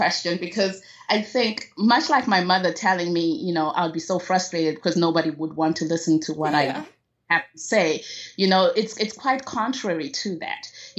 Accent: Zimbabwe; moved away; Yes, I was born and raised in Zimbabwe.

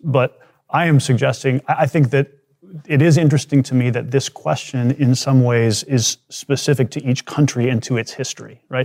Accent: United States; as an American

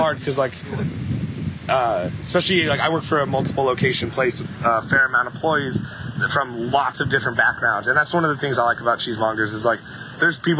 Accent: Midwest, United States; I'm from the Midwest

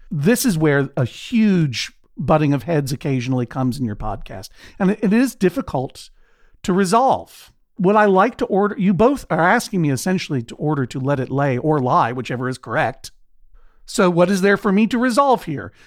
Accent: Brookline, Massachusetts, United States; the sheet company that's named for my hometown, Brookline, with an N at the end.

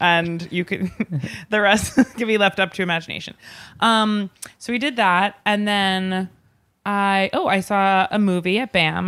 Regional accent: Long Island, New York, United States; I grew up in Long Island

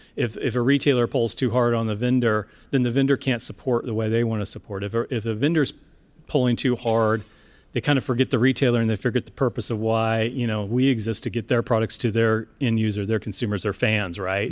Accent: Seattle, Washington, United States; my hometown in Seattle

